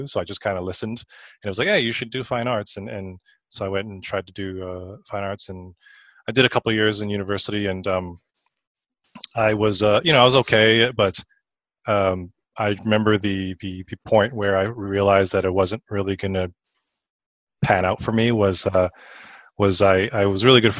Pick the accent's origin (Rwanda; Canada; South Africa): Canada; Saskatoon, Saskatchewan; moved away as an adult; also born or lived in Vancouver / Illinois; now in Los Angeles, United States; Yeah, I'm originally from Canada and born and raised up there.